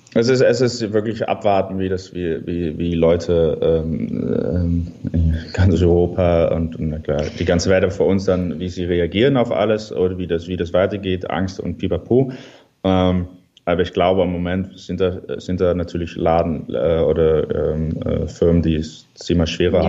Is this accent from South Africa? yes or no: no; Netherlands; German is a second language; ich bin ein Holländer